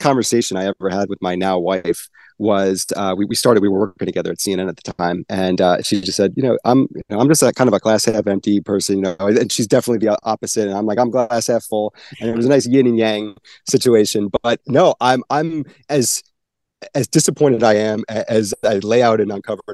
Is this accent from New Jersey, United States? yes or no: yes; New Jersey, United States; moved away as an adult; also born or lived in Syracuse, New York; now in Dallas, United States; I'm from New Jersey. You know, I grew up on the East Coast, went to Syracuse, and then 9 years ago, I became an adopted Texan